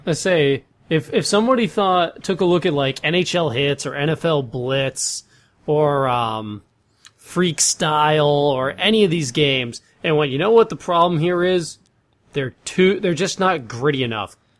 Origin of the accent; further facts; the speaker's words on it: United States; me being from the United States